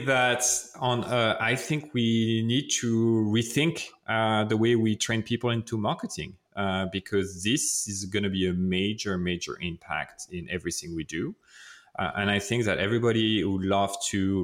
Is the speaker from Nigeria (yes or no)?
no; France; accent: French; English is a second language; that's my French accent